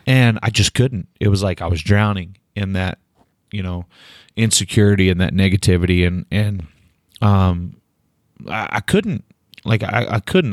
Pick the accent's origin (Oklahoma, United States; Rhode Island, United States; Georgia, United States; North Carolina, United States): Oklahoma, United States; Delaware; moved away; my hometown